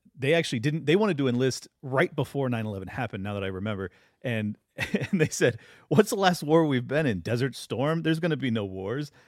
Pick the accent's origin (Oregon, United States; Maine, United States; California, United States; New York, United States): California, United States; San Diego; I grew up in San Diego